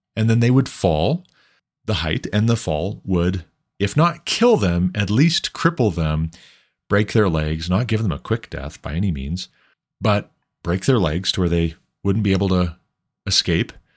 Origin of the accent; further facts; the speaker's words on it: Montana, United States; I am from Montana